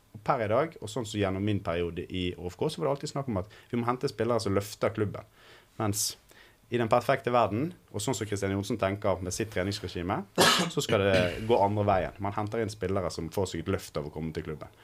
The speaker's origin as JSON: {"language": "Norwegian", "town": "Bergen", "region": "Vestland", "country": "Norway", "said": "som bergenser selvfølgelig og Brann-supporter"}